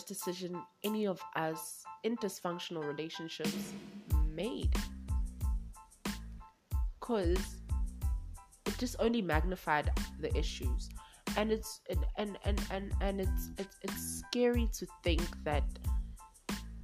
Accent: Durban, KwaZulu-Natal, South Africa; moved away as an adult; now in Johannesburg, South Africa; I'm from Durban. I'm from warmer pastures. I'm from the coast. So this is my first winter that I've experienced here in Johannesburg

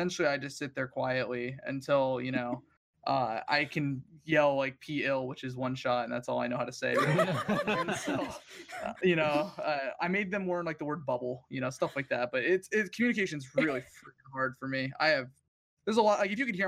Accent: United States; we're so self-absorbed as a country in America

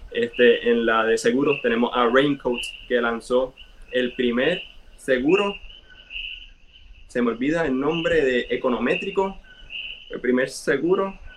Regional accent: Puerto Rico; todos los recursos que tenemos internos somos aquí de Puerto Rico.

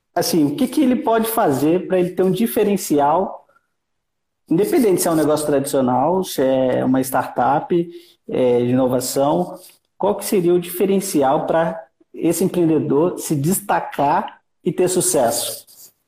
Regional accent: Brazil; aqui no Brasil

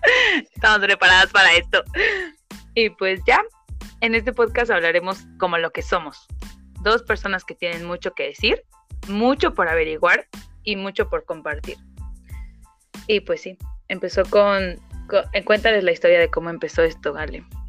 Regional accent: Oaxaca, Mexico; soy oaxaqueña, 100%, más oaxaqueña que la tlayuda

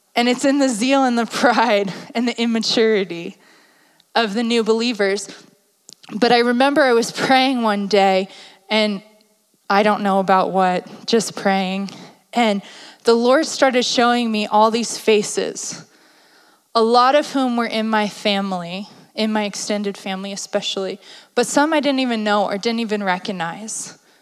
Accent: East Coast, United States; My family is blunt, we're from the East Coast.

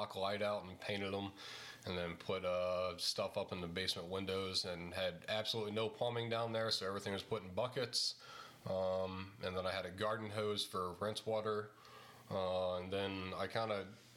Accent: East St. Louis, Illinois, United States; now in Norwich, United States; I'm from Illinois originally, East St. Louis, like 20 miles east of the St. Louis Arch

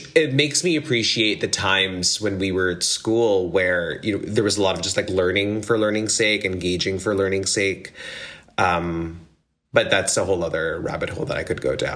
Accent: Philippines; I grew up in the Philippines

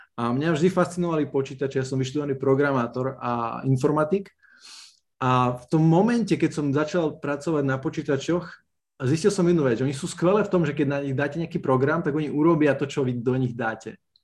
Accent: Snina, Prešov Region, Slovakia; pochádzam z malého mesta Snina na východe Slovenska.

